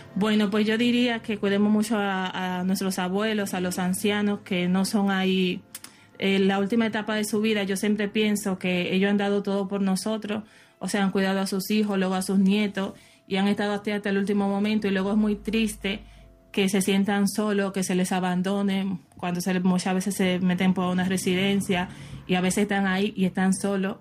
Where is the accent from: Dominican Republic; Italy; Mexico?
Dominican Republic; soy de la República Dominicana